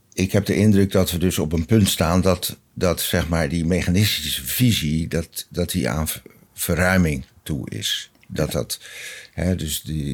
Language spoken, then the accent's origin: Dutch; Rotterdam, South Holland, Netherlands; Ik ben geboren in een eh, groot gereformeerd gezin, Rotterdam Zuid